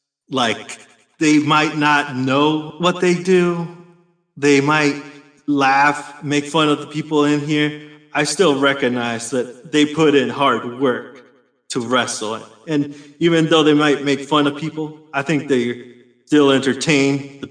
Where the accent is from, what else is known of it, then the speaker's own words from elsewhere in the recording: Chicago, Illinois, United States; No, I'm Latino, man. And I come from Chicago.